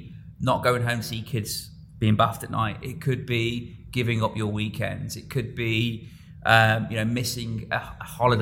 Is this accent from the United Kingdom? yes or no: yes; Coventry, West Midlands, United Kingdom; moved away as an adult; now in Dubai, United Arab Emirates; my hometown in Coventry